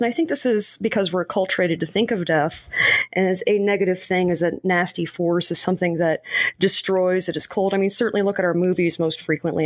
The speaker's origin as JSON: {"language": "English", "region": "New Mexico", "country": "United States", "tie": "born or raised there", "said": "I was born and raised in New Mexico"}